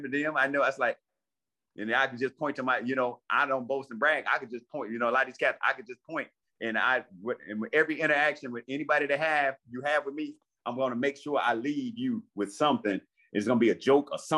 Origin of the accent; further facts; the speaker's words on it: Ford Heights, Illinois, United States; also born or lived in Park Forest, Illinois / Matteson, Illinois; I grew up in Ford Heights.